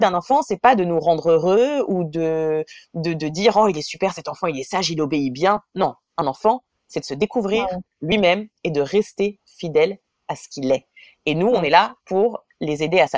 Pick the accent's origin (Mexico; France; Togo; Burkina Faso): France; moved away as an adult; also born or lived in Israel; now in New York, United States; j'ai un mari israélien, que je suis française, qu'on vit à New York